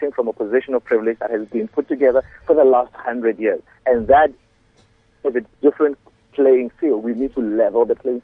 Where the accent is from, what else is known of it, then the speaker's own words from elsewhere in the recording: South Africa; we as a South African people